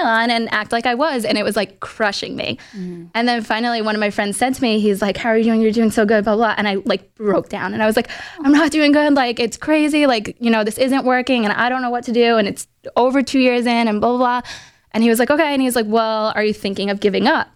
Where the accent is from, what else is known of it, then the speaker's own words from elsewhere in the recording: New York City, New York, United States; I'm from Queens, New York, but like I live 45 minutes away from that now. So I'm not always back in my hometown every single weekend